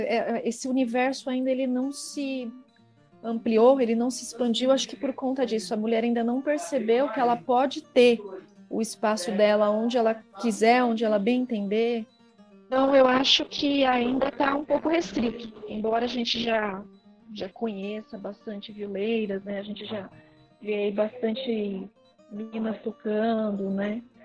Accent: São Paulo, Brazil; eu nasci em São Paulo, né, na capital

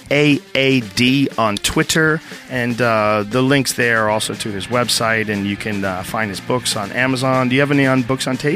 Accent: Boston, Massachusetts, United States; but I grew up in Boston and also delivered newspapers.

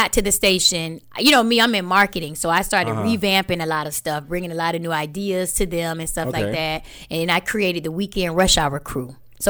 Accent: Mims, Florida, United States; moved away as an adult; also born or lived in Atlanta, Georgia; When I left Florida, remember, I'm born and raised in Florida, in Central Florida. I went to Astronaut High School.

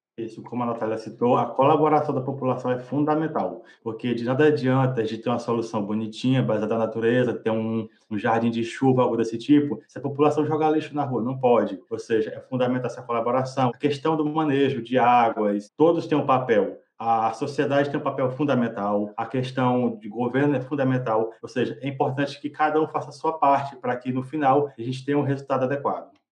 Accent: interior of Maranhão, Brazil; sou do interior do Maranhão

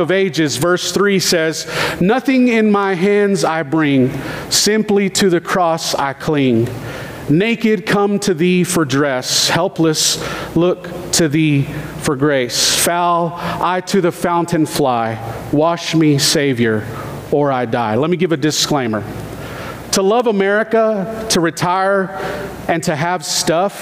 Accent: United States; I love being American

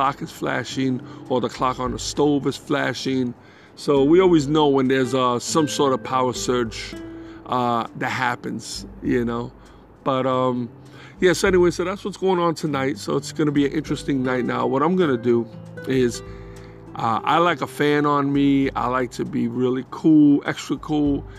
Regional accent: New York City, New York, United States; moved away as an adult; now in North Carolina, United States; I was born in the Bronx

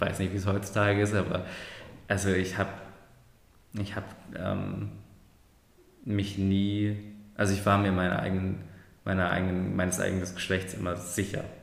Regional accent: Germany; meine Eltern sind aus der Türkei. Ich bin zwar in Deutschland geboren und ich bin zwar deutsch

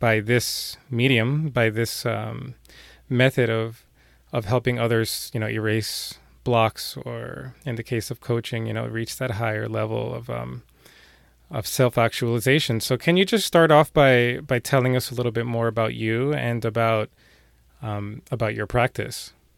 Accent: New York City, New York, United States; I'm from New York City

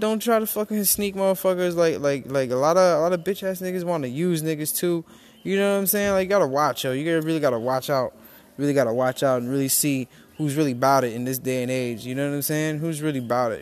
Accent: New York, United States; moved away; also born or lived in Rincon, Puerto Rico; I'm from New York. We're both from New York

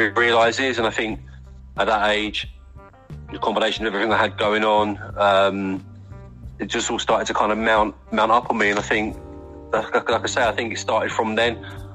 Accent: Faversham, South East England, United Kingdom; I'm from Faversham. I mean, Kent's a beautiful county. I'm lucky to live

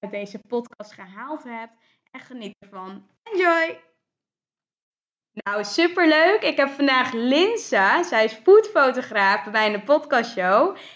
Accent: town between Dordrecht and Rotterdam, South Holland, Netherlands; Nee, ik heb daar eigenlijk altijd gewoond. Ik ben geboren in Dordrecht, maar ik ben daar echt wel eh, opgegroeid.

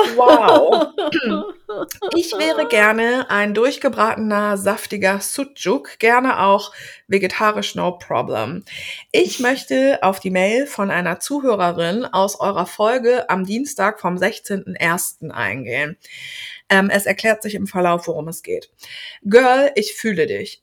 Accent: Germany; wir als Deutsche

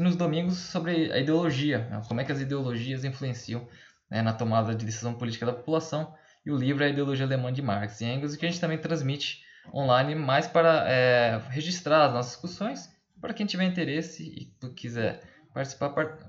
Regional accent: Fernandópolis, São Paulo, Brazil; sou de Fernandópolis

